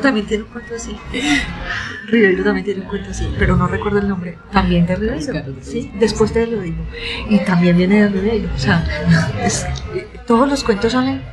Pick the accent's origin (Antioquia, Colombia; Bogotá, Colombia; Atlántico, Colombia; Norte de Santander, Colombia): Antioquia, Colombia; accent: paisa; Fui una niña que estudió en varios colegios, además. Entonces yo he andado la ciudad